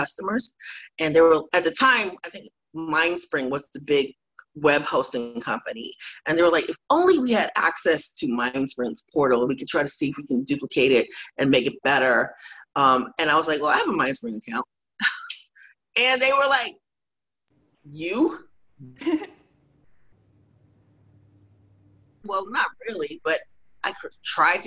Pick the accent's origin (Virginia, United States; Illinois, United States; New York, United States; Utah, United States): New York, United States; New York City; also born or lived in Florida / Atlanta, Georgia; now in Austin, United States; I'm originally from Brooklyn, New York, born from Haitian immigrants.